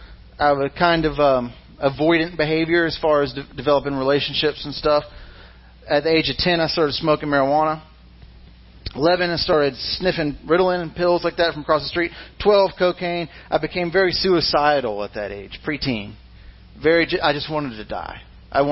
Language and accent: English; Mississippi, United States; I was born in Mississippi